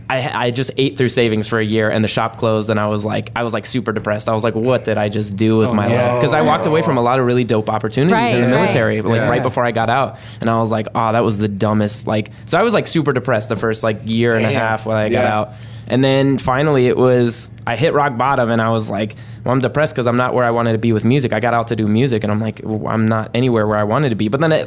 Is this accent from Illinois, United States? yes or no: no; Monterey, California, United States; born there; So I was born in Monterey, California, because that's where the Defense Language Institute is.